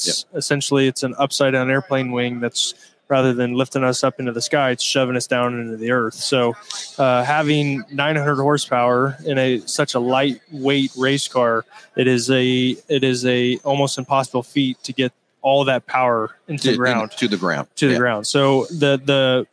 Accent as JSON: {"language": "English", "region": "Indiana", "country": "United States", "tie": "born or raised there", "said": "my home state, Indiana."}